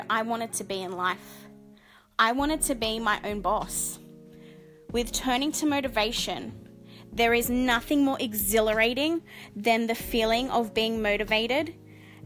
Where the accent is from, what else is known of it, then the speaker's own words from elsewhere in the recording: Sydney, New South Wales, Australia; I'm 29 years old and I'm from Sydney, Australia